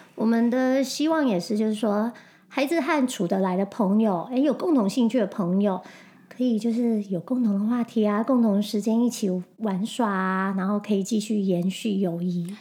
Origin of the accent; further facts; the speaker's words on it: Taiwan; moved away as an adult; also born or lived in Singapore; now in United States; 我是台湾人